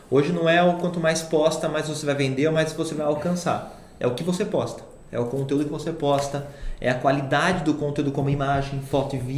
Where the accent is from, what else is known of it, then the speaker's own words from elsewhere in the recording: Itatiba, São Paulo, Brazil; now in Piracicaba, Brazil; É, eu, como sou de Itatiba, eu casei e fui morar para Piracicaba.